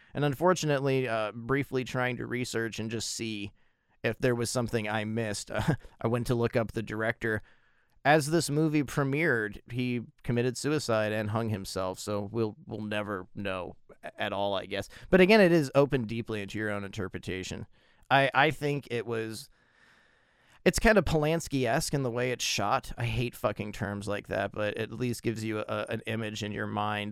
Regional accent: United States; as an American

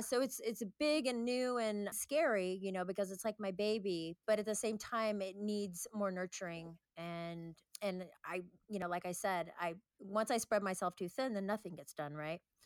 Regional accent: Northern California, United States; moved away as an adult; now in Santa Monica, United States; I lived up north in California

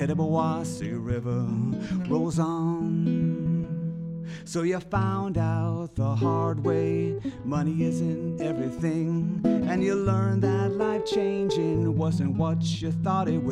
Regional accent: Flint, Michigan, United States; I'm from Flushing in Flint originally, born in Flint.

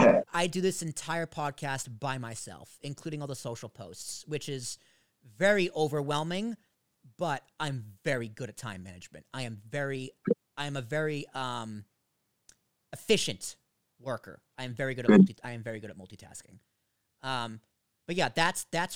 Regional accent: United States; I'm an American dude

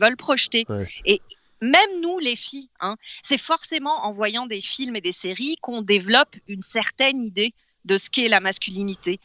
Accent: France; now in Quebec, Canada; j'ai pas grandi ici. Hein, j'ai grandi en France

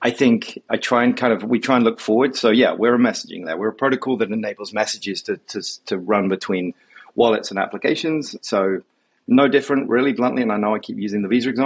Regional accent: United Kingdom; also born or lived in London; now in New York, United States; I'm a Brit based here in New York

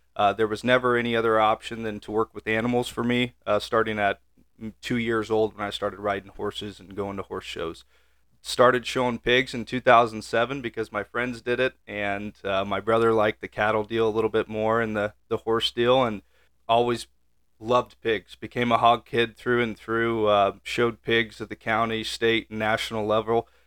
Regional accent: York, Nebraska, United States; I'm originally just right down the road here, uh, from D N A Genetics from York, Nebraska is where I grew up

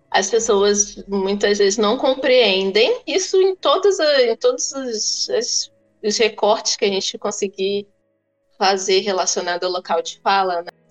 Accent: Angola; Então eu já coloco logo que eu sou angolano, que eu sou preto

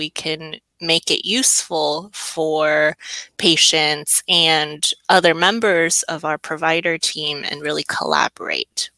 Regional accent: Orange County, California, United States; also born or lived in Michigan; I grew up in Orange County

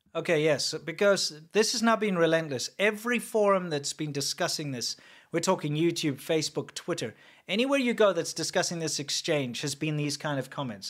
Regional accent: South Africa; as a white South African

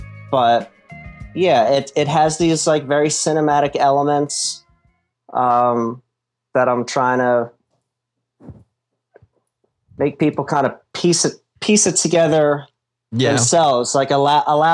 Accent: Trenton, New Jersey, United States; also born or lived in Philadelphia, Pennsylvania; now in Florida, United States; Trenton, New Jersey, which is my hometown.

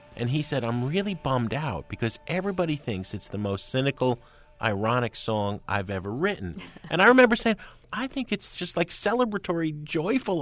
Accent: Hoboken, New Jersey, United States; I grew up in Hoboken, just next door to where you grew up

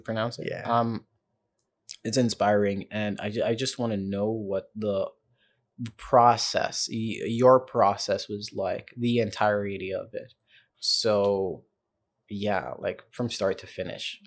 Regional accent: Johannesburg, Gauteng, South Africa; born or raised there; also born or lived in Zambia / Prince Edward Island, Canada; now in Toronto, Canada

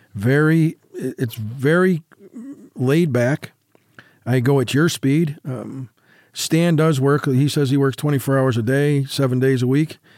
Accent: New York, United States; now in Las Vegas, United States; In New York, yep, in my, my hometown

